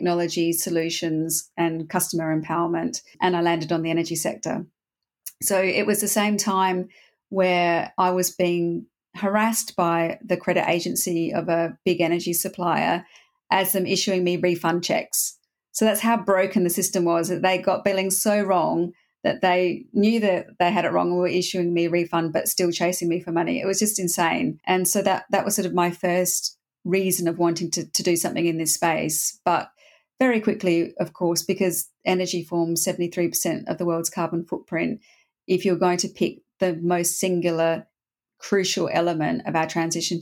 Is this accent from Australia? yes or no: yes; Australia; moved away as an adult; also born or lived in Berlin / Europe; I grew up in Australia, so I left Australia and I came over to Europe